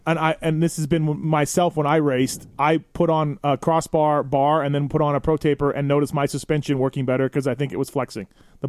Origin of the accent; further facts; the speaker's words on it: Winnipeg, Manitoba, Canada; I'm from Winnipeg, Canada